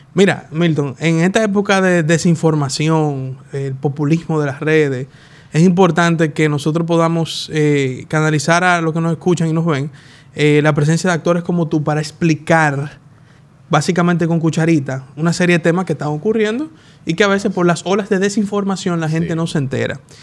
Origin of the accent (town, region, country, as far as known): Dominican Republic